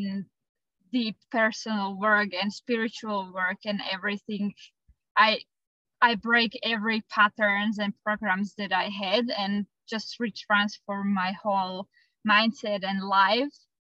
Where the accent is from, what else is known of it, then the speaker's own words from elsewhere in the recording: Slovakia; moved away as an adult; also born or lived in Australia; I am from Europe, Central Europe, from Slovakia, and we moved to Australia with my partner